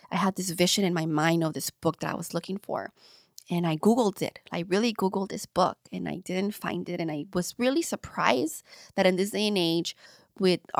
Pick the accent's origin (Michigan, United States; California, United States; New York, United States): California, United States; Long Beach; I grew up, yeah, I grew up in LA. Um, in a little city um, in LA County, Lynwood. I grew up in Paramount North, Long Beach.